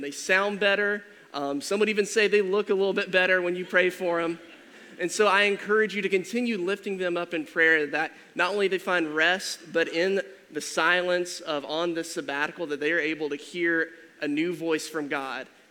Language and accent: English; Georgia, United States; moved away; I'm originally from Georgia, and so we had like 20 acres total